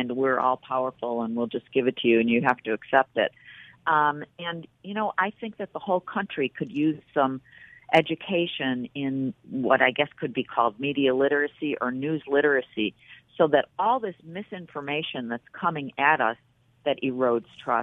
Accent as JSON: {"language": "English", "town": "Buffalo", "region": "New York", "country": "United States", "also_born_or_lived": "Washington", "moved": "as an adult", "lives_now": "New York City, United States", "said": "I was from Buffalo"}